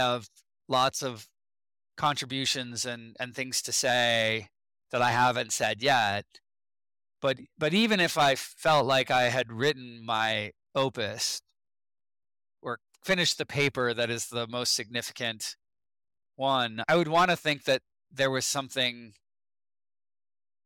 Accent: United States; as an American

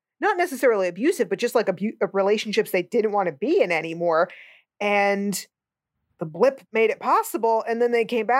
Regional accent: New Jersey, United States; moved away as an adult; also born or lived in California; we're from Jersey.

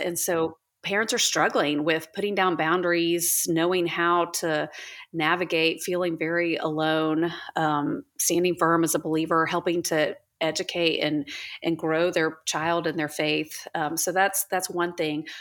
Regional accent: Houston, Texas, United States; also born or lived in Oklahoma; now in Dallas, United States; I'm from Houston

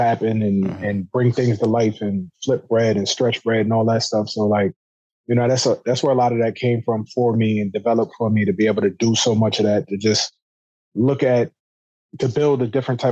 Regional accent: New Jersey, United States; I'm from Jersey, but all my family's from New York

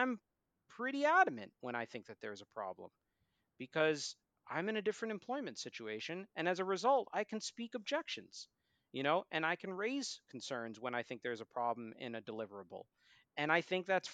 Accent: Boston, Massachusetts, United States; now in Philadelphia, United States; I'm an American citizen, born and raised in Boston, I live in Philadelphia.

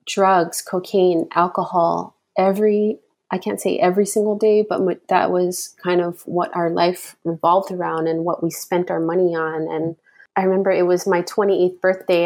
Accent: Hawaii, United States; I'm born and raised in Hawaii

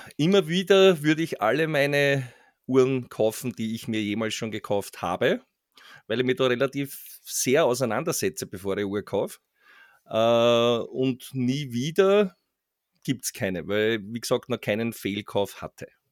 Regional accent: Austria; bei uns in Österreich

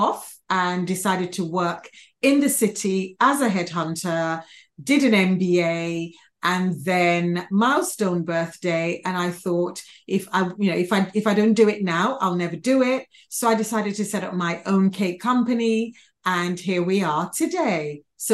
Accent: London, United Kingdom; born there; also born or lived in Nigeria; I was born in London, and then I got taken back to their home country, Nigeria, for a little bit. And then I came back to the UK again.

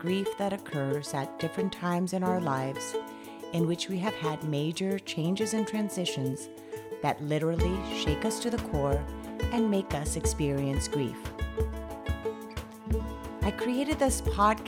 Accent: Colombia; moved away; I grew up in Colombia, and in Colombia, the primary religion in Colombia is Catholicism

